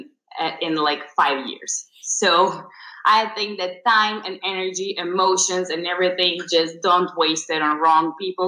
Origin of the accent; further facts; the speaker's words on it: Serbia; we're both from Serbia